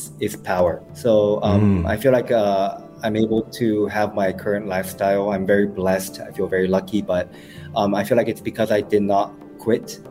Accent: Osaka, Japan; English is a second language; moved away as an adult; now in Singapore; I'm from Osaka.

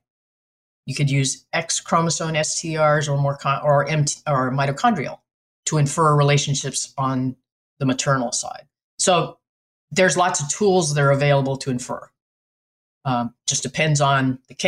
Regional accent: New Mexico, United States; moved away; also born or lived in West Virginia; I'm from New Mexico, your neighbor.

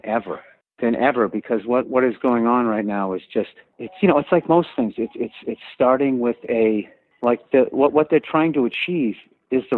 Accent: Massachusetts, United States; moved away; I grew up in Massachusetts

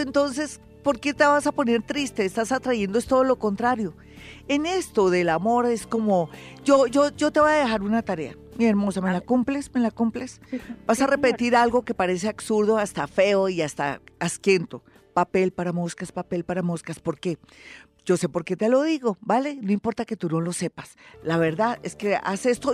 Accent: Bogotá, Colombia; los bogotanos no somos solapados, es que aquí hace mucho frío

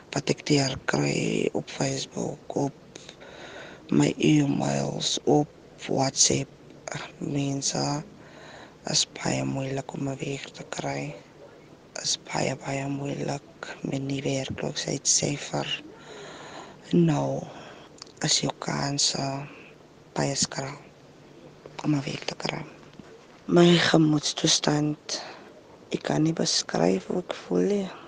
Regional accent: Stellenbosch, Western Cape, South Africa; now in Klapmuts, South Africa; Ek is van die Stellenbosch woonagtig in Klapmuts

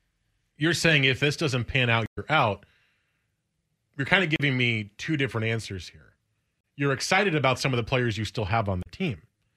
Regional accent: New Jersey, United States; moved away as an adult; now in Portland, United States; I'm from New Jersey.

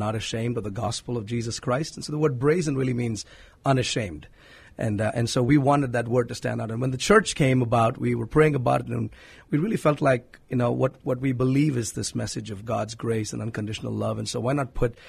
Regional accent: Hyderabad, Telangana, India; moved away as an adult; now in San Antonio, United States; I was born and raised in India, in a city called Hyderabad in South India.

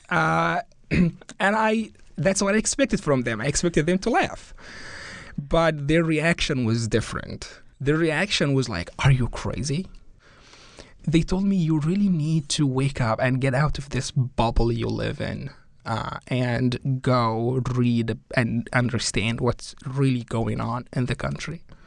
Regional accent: Cairo, Cairo Governorate, Egypt; first language Arabic; English is a second language; moved away as an adult; now in Connecticut, United States; I was born in Cairo

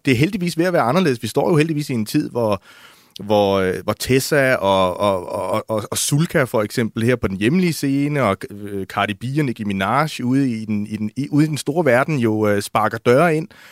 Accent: Odense, Southern Denmark, Denmark; i Odense, hvor jeg er fra

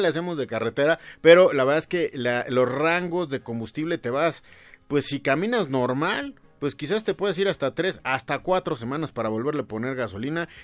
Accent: Mexico; como mexicanos

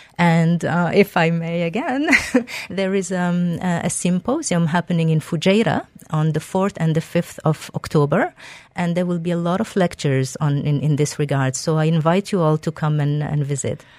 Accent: Algeria; moved away; I am originally from Algeria. a beautiful Mediterranean, uh, country

